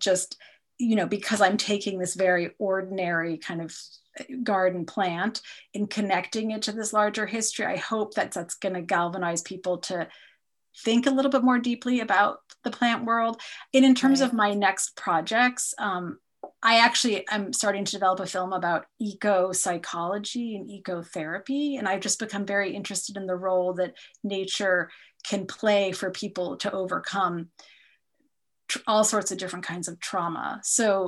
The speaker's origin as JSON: {"language": "English", "country": "United States", "said": "I'm an American"}